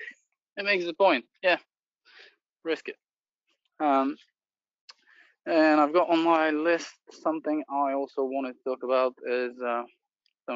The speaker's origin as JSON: {"language": "English", "country": "Bulgaria", "moved": "yes", "said": "I'm originally from Bulgaria."}